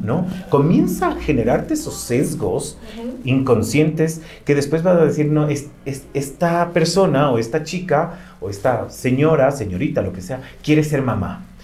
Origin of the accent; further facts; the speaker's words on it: Ecuador; como ecuatorianos